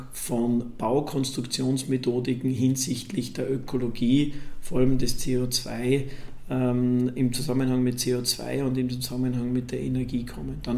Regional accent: Graz, Styria, Austria; Da war in meiner Heimatstadt Graz ein zweigeschossiger Holzbau nicht erlaubt.

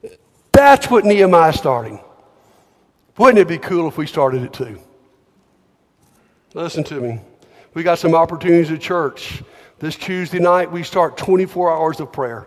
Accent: Montgomery, Alabama, United States; I grew up in Montgomery.

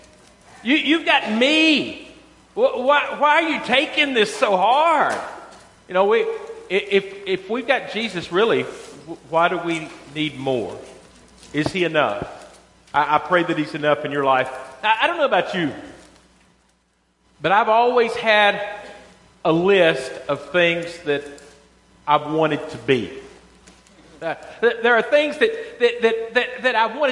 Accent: Western Kentucky, United States; I was from Western Kentucky

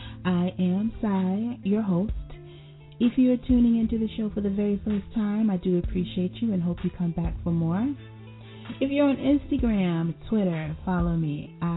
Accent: Miami, Florida, United States; my hometown in Miami. For those that don't know that slang, Miami, Florida, 305-954 area code.

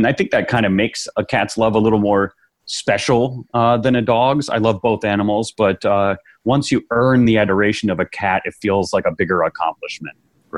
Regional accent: Chicago, Illinois, United States; from Chicago, Illinois.

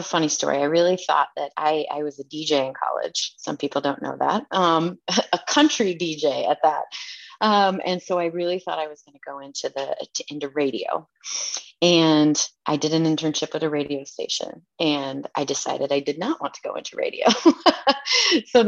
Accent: Indiana, United States; growing up in Indiana

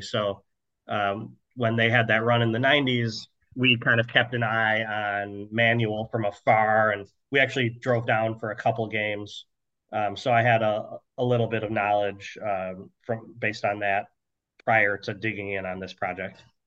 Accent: Chicago, Illinois, United States; I'm from the Chicago area

